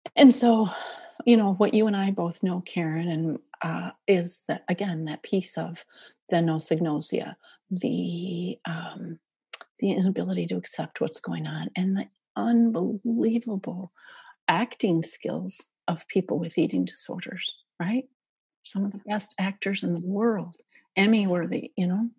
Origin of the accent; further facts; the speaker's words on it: Minnesota, United States; I grew up in Minnesota